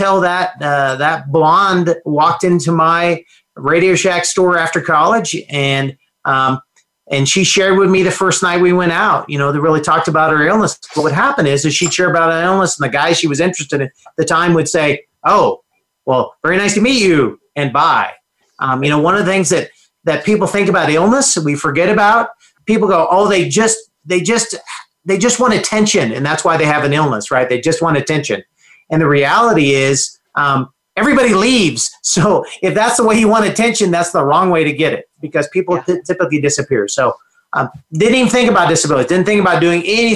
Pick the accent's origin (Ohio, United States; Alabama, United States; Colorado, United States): Colorado, United States; Aurora; also born or lived in Denver, Colorado; there were four boys in a home growing up in Aurora, Colorado is where we grew up. And so grew up in Aurora from then till I graduated from high school